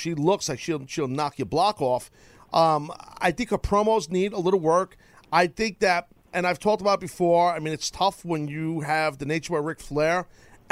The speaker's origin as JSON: {"language": "English", "country": "United States", "said": "I'm American"}